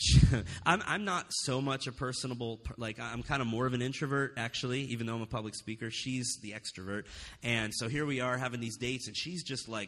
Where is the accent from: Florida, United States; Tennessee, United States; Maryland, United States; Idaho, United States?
Florida, United States; also born or lived in Alaska; now in Las Vegas, United States; I grew up in Florida